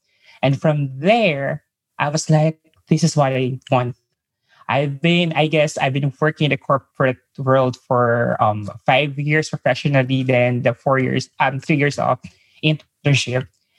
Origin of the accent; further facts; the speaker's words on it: Manila, Metro Manila, Philippines; English is a second language; I'm from Manila, Philippines.